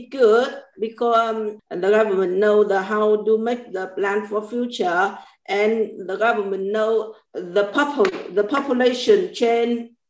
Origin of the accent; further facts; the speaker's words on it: Vietnam; English is a second language; now in United Kingdom; I'm 40 years old. I'm come from Vietnam. I live in Houston. Now I live with my two sons.